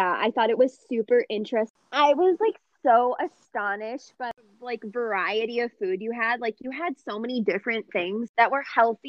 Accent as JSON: {"language": "English", "country": "United States", "said": "as an American"}